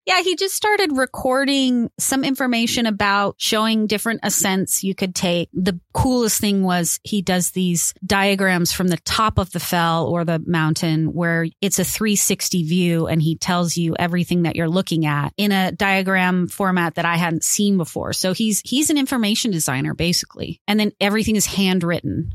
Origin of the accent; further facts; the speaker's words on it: California, United States; I'm from California. We have mountains